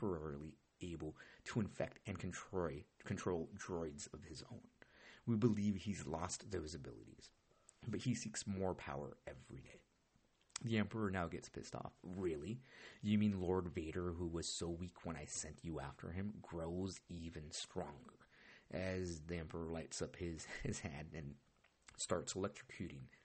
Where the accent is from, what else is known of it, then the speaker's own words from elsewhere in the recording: Orange County, California, United States; I grew up in Orange County